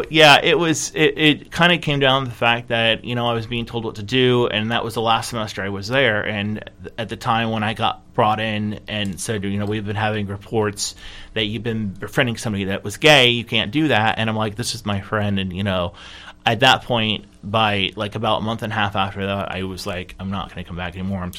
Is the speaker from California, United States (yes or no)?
yes; California, United States; born there; also born or lived in Michigan / South Carolina; I was born in California and I lived in Michigan and South Carolina for most of my life